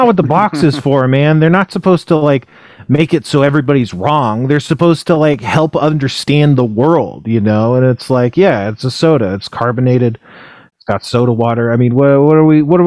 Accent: near Los Angeles, California, United States; I grew up in a town that's like maybe 30 hours without traffic or 30 minutes without traffic away from

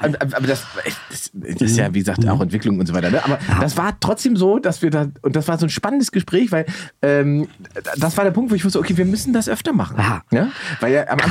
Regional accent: Salzwedel, Saxony-Anhalt, Germany; in meiner Heimatstadt Salzwedel

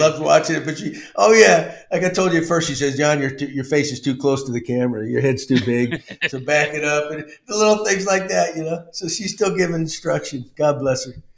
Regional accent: Texas, United States; also born or lived in Massachusetts; growing up in Texas

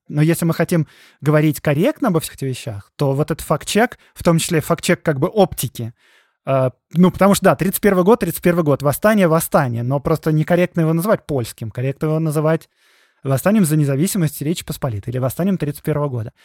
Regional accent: Moscow, Russia; Я же как бы сам москвич

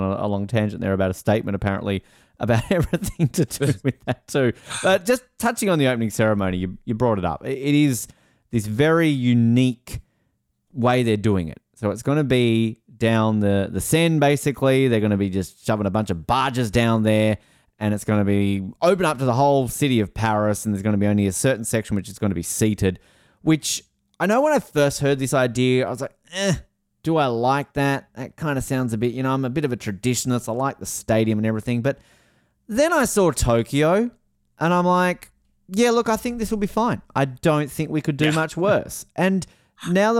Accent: Tasmania, Australia; my home state

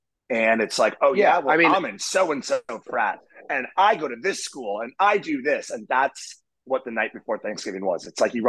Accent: Charlotte, North Carolina, United States; my hometown bars in Charlotte

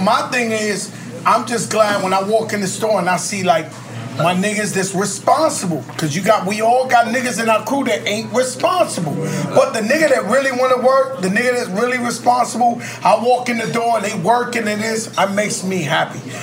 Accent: New York City, New York, United States; now in Miami, United States; My home is the Bronx, New York.

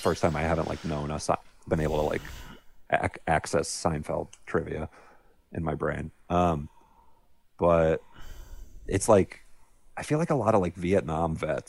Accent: Tampa, Florida, United States; it's from my hometown, obviously. Not a lot of movies are set in Florida or Tampa.

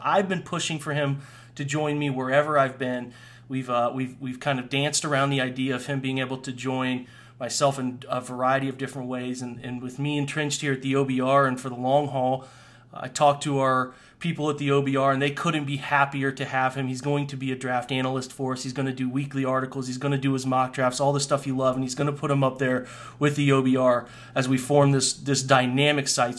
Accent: Central Ohio, United States; I grew up in Central Ohio

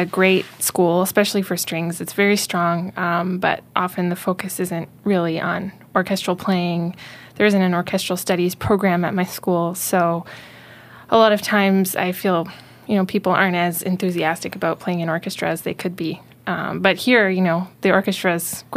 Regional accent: Guelph, Ontario, Canada; moved away as an adult; also born or lived in Chatham, Ontario / Toronto; now in Boston, United States; I'm from Guelph, Ontario, and I grew up there. I was born in Chatham, but then I moved to Guelph when I was three, so that's my hometown.

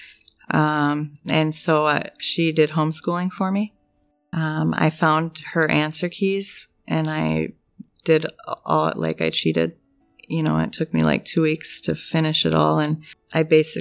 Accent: North Dakota, United States; born or raised there; also born or lived in Page, Arizona

